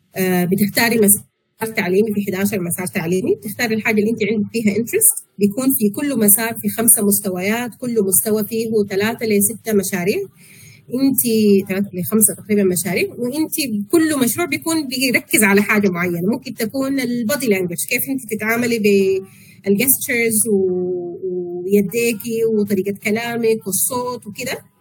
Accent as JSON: {"language": "Arabic", "country": "Sudan", "also_born_or_lived": "Malaysia", "moved": "as an adult", "said": "احنا عندنا في السودان"}